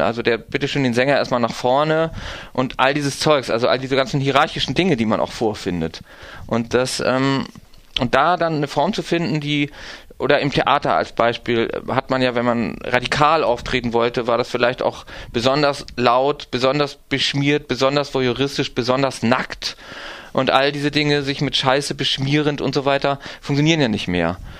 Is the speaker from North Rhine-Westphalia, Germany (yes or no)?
no; Timmendorfer Strand, Schleswig-Holstein, Germany; in dem Kaff, wo ich herkomme, Timmendorfer Strand an der Ostsee